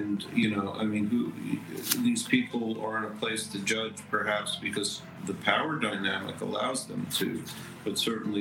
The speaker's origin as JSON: {"language": "English", "region": "New York", "country": "United States", "moved": "yes", "lives_now": "Virginia, United States", "said": "I'm originally from New York."}